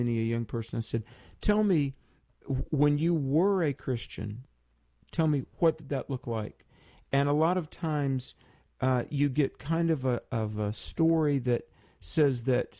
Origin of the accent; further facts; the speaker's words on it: North Carolina, United States; from my home state in North Carolina